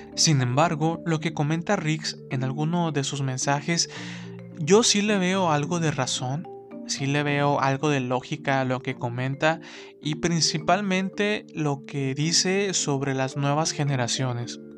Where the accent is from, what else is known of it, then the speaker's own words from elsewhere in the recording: Mexico; nuestro México